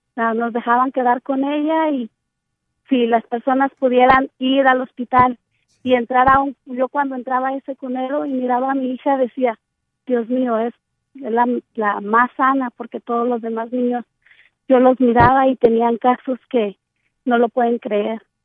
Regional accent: Cotija, Michoacán, Mexico; moved away; yo nací en Michoacán

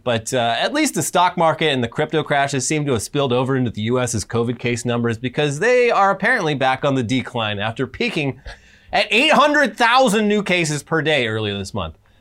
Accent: Orange County, California, United States; I'm from Orange County

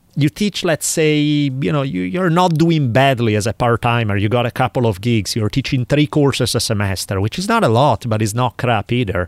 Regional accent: Milan, Lombardy, Italy; moved away; where I grew up, in, in the part of town where I grew up in Milan

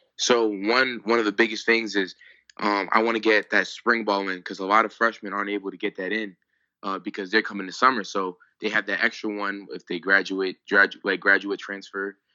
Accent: Pennsylvania, United States; I grew up in Pennsylvania.

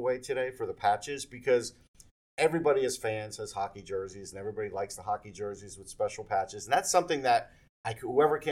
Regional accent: New York, United States; moved away; I grew up in New York

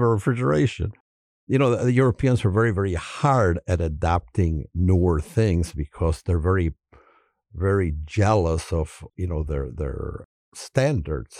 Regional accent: Chicago, Illinois, United States; we're, we're from Chicago

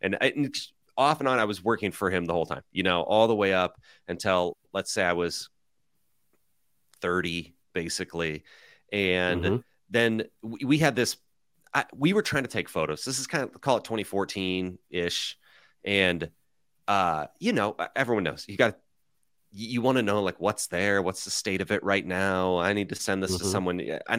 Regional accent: Nebraska, United States; I'm from Nebraska, and my dad started a roofing company in 1984, the year I was born. So reverse, I'm 39, just turned 39.

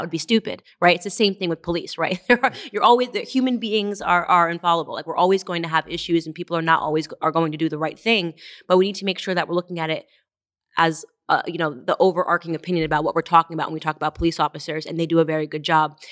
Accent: Stamford, Connecticut, United States; I was raised in Stamford, Connecticut.

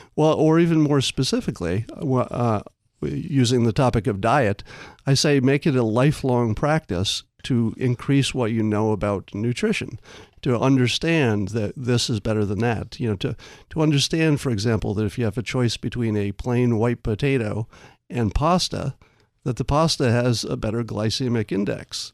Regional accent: upstate New York, United States; I grew up in New York, mm-hmm. upstate

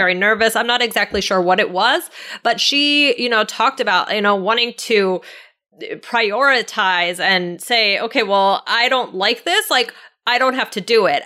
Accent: Washington, District of Columbia, United States; I'm from the Washington, D C area

